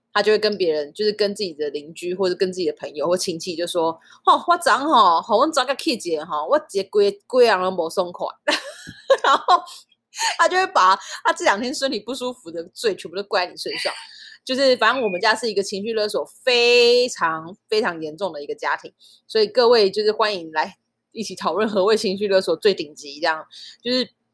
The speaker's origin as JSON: {"language": "Chinese", "country": "Taiwan", "tie": "born or raised there", "said": "我就是在台湾出生"}